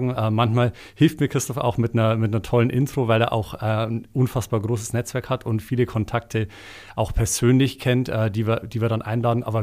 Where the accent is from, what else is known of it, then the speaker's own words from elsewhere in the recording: Bavaria, Germany; Ich komme nicht mal aus Eichstätt selber, sondern aus einem kleinen Dorf in der Nähe davon deshalb äh, ist natürlich ähm, mit dem Dialekt auch so eine, so eine Sache, den wird man dann nicht mehr los, wenn man in so einem äh, Mikrokosmos aufgewachsen